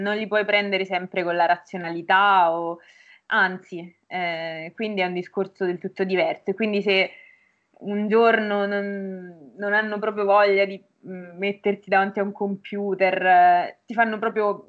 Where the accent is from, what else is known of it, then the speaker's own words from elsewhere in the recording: Norcia, Umbria, Italy; moved away as an adult; now in Bologna, Italy; sono Umbra e precisamente vengo da Norcia, che è un paesino in provincia di Perugia